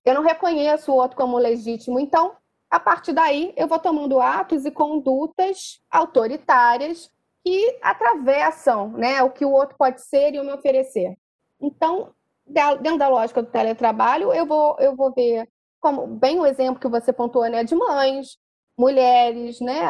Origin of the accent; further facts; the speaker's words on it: Rio de Janeiro, Brazil; eu sou da Tijuca, e na Tijuca a gente tem o famoso carro do camarão de Cabo Frio